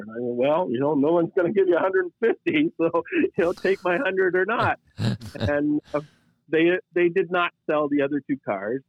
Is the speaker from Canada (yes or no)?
yes; Canada; I'm Canadian